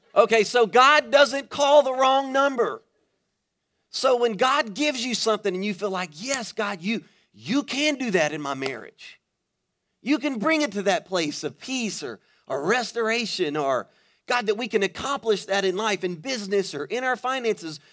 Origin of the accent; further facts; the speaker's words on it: Baton Rouge, Louisiana, United States; moved away as an adult; now in Florida, United States; I am originally from Louisiana. I was born and raised in Baton Rouge.